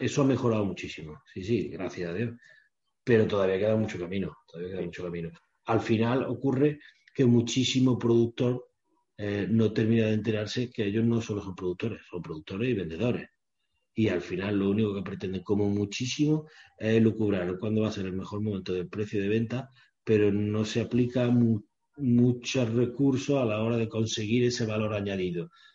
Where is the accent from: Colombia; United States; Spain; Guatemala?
Spain; Córdoba, Andalusia; yo soy cordobés